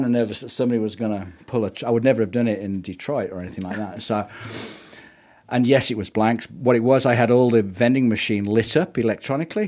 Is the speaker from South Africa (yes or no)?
no; England, United Kingdom; moved away as an adult; also born or lived in Canada; now in New Zealand; I'm from working class England.